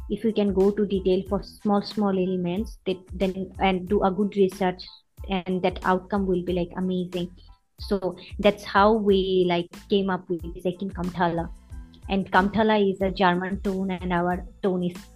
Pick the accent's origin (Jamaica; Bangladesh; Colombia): Bangladesh; as a bangladeshi